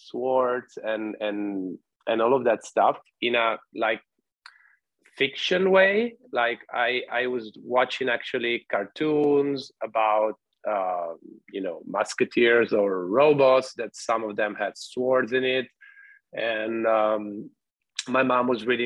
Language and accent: English; Treviso, Veneto, Italy; I come from Treviso, which is in the northeast of Italy.